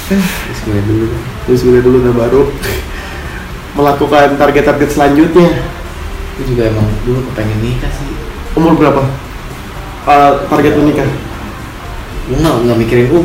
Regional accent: Bekasi, West Java, Indonesia; aku tuh dari Bekasi

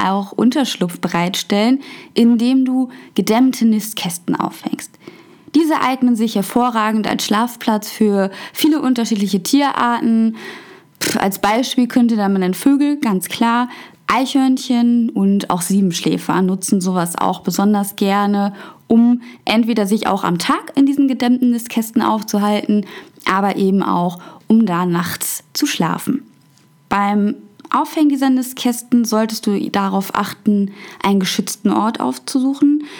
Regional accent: Germany; bei uns in Deutschland

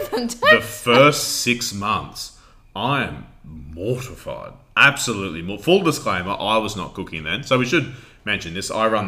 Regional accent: Queensland, Australia; we are from a small town in Queensland, Australia.

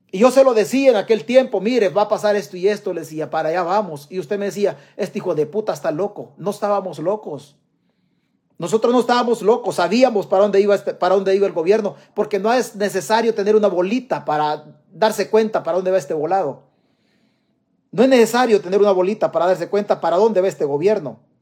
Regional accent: El Salvador; now in United States; Mi tierra se llama El Salvador. Yo estoy prestado en Estados Unidos

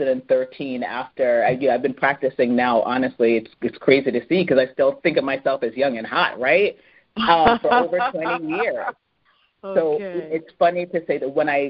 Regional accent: Edmonton, Alberta, Canada; moved away; also born or lived in Jamaica; I was born in Edmonton, where you don't find many, you know, many of us that grow up in Edmonton

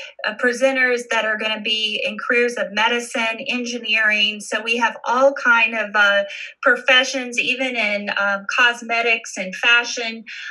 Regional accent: Wilmington, North Carolina, United States; I am a military child, so I lived in different places within the United States. Of course, my hometown is Wilmington, North Carolina

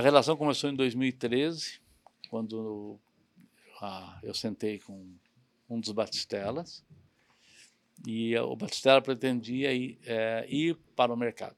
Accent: São Paulo, Brazil; also born or lived in Cerquilho, São Paulo; eu cresci em São Paulo tudo mais, mas morava numa cidadezinha pequenininha do interior chamada Cerquilho.

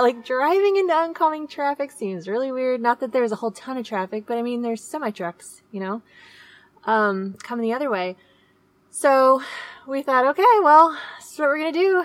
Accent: Seattle, Washington, United States; moved away; we are from Seattle

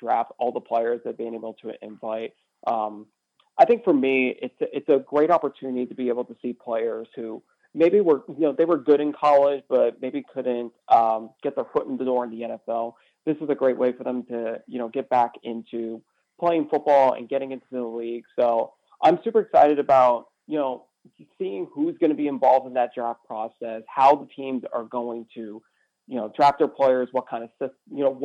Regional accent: Pennsylvania, United States; I was growing up in Pennsylvania

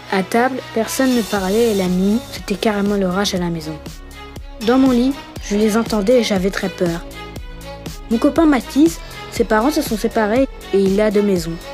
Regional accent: Lyon, Auvergne-Rhône-Alpes, France; born there; Je suis née en France, à Lyon, il y a 9 ans et j'habite tout près du Rhône.

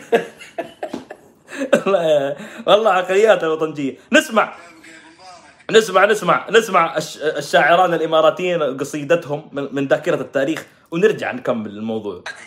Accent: Saudi Arabia; عندنا في السعوديه

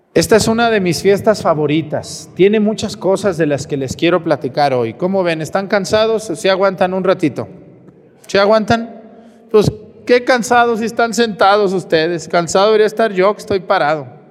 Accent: Mexico; ¿Qué hacemos los mexicanos? Damos el grito, todos nos festejamos, comemos, descansamos, ¿verdad? Todos sabemos nuestras costumbres como mexicanos.

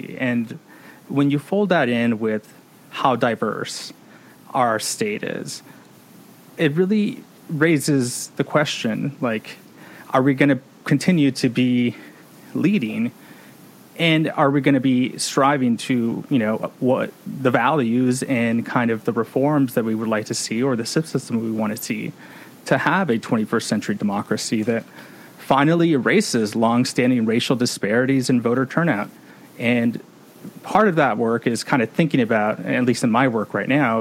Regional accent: Watsonville, California, United States; I did grow up in Watsonville, born and raised

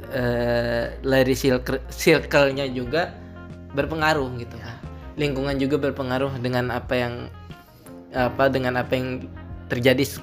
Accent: Jepara, Central Java, Indonesia; Jepara karena rumah saya juga

